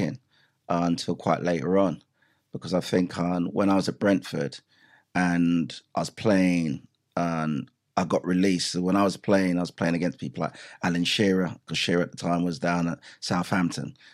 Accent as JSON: {"language": "English", "region": "Clarendon Parish", "country": "Jamaica", "tie": "born or raised there", "also_born_or_lived": "England", "moved": "yes", "said": "Growing up in Jamaica"}